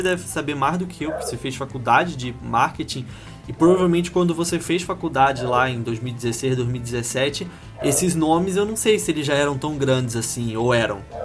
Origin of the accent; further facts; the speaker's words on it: Curitiba, Paraná, Brazil; eu sou de Curitiba